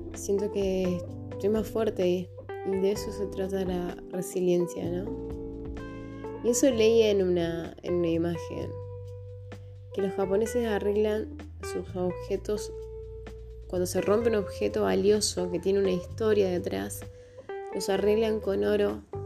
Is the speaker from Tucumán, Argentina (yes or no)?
yes; Tucumán, Argentina; tengo 30 años, soy de Tucumán